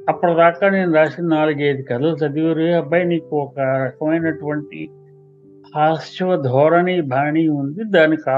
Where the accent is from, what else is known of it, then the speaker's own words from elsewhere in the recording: Kakinada, Andhra Pradesh, India; నేను కాకినాడలో పుట్టి పెరిగాను అక్కడ సాహిత్య వాతావరణం బాగుండేది చిన్నప్పుడు అన్ని చూసేవాళ్ళం పెరిగేవాళ్ళం